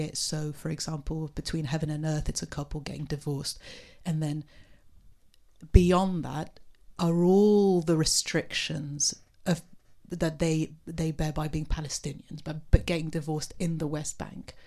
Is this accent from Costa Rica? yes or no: no; Beirut, Beirut Governorate, Lebanon; I'm from Beirut myself